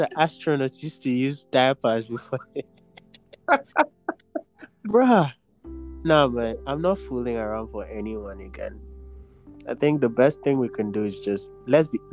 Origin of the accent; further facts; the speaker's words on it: Nigeria; as Nigerian men